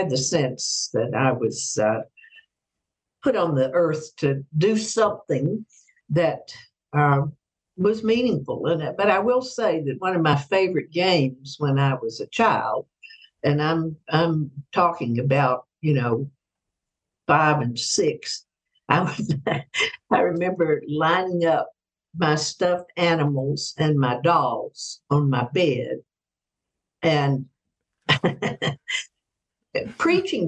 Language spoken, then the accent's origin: English; Mississippi, United States; moved away; when I was growing up in Mississippi in the 50s.